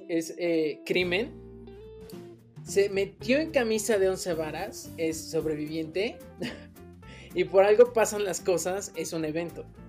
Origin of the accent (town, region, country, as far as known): Mexico